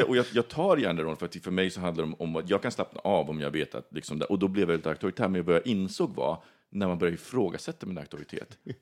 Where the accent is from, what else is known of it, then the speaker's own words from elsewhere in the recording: Sweden; also born or lived in Australia; jag var svensk.